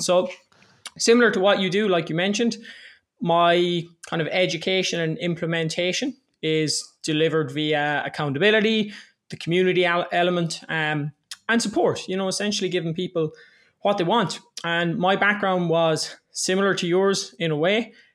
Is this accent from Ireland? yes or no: yes; Ireland; I'm twenty-eight years old, I'm Irish